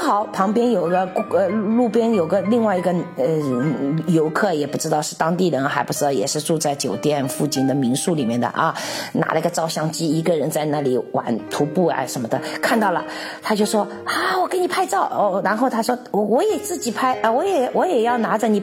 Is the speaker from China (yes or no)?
yes; China; now in Czech Republic; 所以说我们中国人就是离不开热水